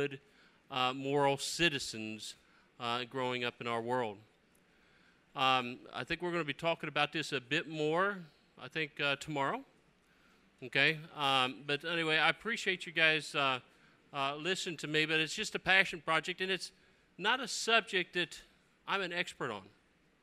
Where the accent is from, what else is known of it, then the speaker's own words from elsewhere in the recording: Alabama, United States; in my hometown of Alabama